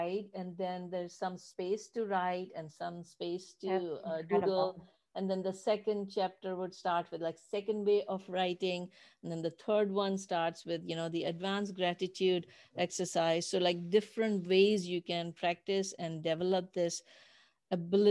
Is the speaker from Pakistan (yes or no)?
yes; Pakistan; moved away; I grew up in Pakistan